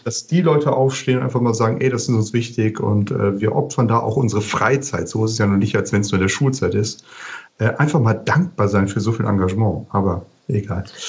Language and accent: German; Rhineland, Germany; als Rheinländer